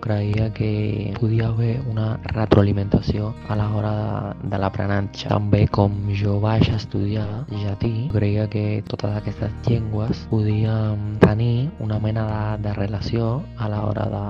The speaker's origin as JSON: {"language": "Catalan", "country": "Cuba", "second_language": "Catalan", "moved": "yes", "lives_now": "Madrid, Spain", "said": "sóc de Cuba, però ara mateix estic vivent a Madrid"}